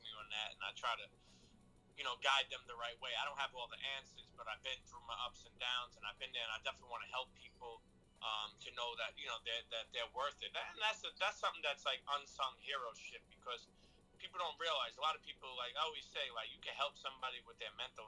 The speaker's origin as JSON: {"language": "English", "town": "New York City", "region": "New York", "country": "United States", "said": "I come from the street where I come from, like Brooklyn"}